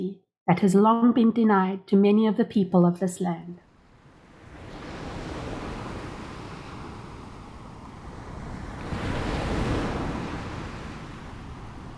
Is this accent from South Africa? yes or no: yes; Cape Town, Western Cape, South Africa; I come from Cape Town, South Africa